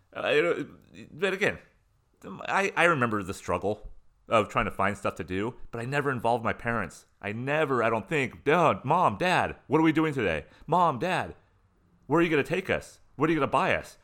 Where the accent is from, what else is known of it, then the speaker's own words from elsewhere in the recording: San Diego County, Southern California, United States; moved away; where I grew up in Southern California, internal San Diego County in the mountains, going towards the desert